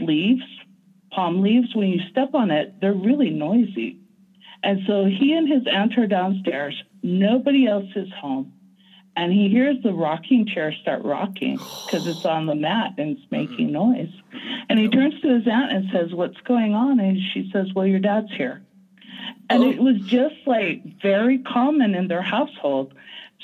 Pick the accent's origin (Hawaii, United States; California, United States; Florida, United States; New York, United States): Hawaii, United States; growing up in Hawaii